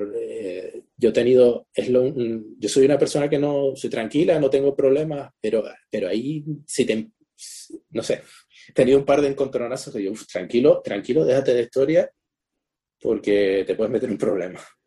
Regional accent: Spain; moved away as an adult; Yo salí de España con 18 años y no he vuelto

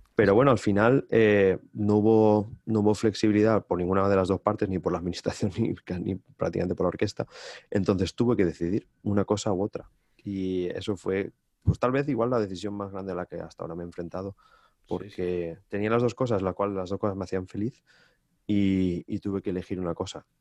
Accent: Valencian Community, Spain; also born or lived in Amsterdam, Netherlands; estar en mi casa de toda la vida, en mi pueblo, estoy a, a, 40 minutos apenas en coche

